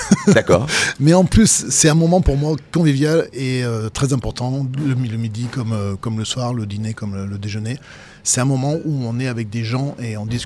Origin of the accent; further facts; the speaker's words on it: Vienne, Auvergne-Rhône-Alpes, France; moved away; also born or lived in Toulon; je viens du Dauphiné, moi. Tu sais, je, suis, né à Toulon, mais en même temps, j'ai fait toute mon enfance